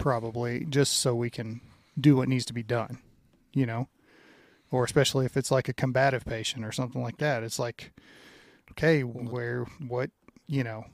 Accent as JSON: {"language": "English", "region": "Louisiana", "country": "United States", "tie": "born or raised there", "moved": "yes", "said": "growing up in Louisiana, and I think it was because my dad was from Indiana"}